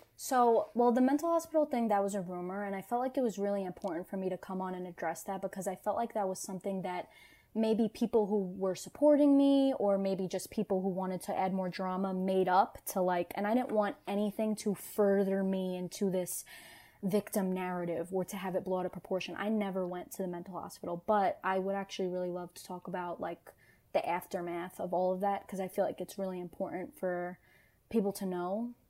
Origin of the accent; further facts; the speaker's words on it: New York City, New York, United States; I was born and raised in New York, so this this slang and vernacular that I was using, I grew up around.